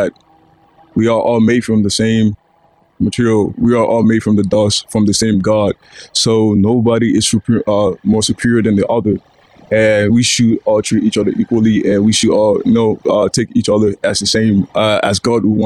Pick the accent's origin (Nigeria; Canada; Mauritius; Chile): Nigeria; now in United States; growing up in Nigeria